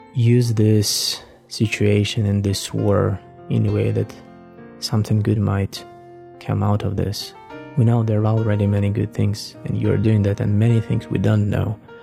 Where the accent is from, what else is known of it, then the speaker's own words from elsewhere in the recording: Russian Far East, Russia; now in Ukraine; I was born in Russia, actually in the far east of Russia, somewhere next to China